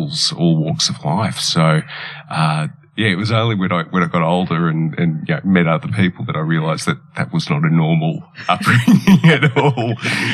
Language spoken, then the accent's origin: English; Stawell, Victoria, Australia; also born or lived in Italy; I was born in Italy, as you mentioned, and I grew up in the town of Stawell where Wimmera is set.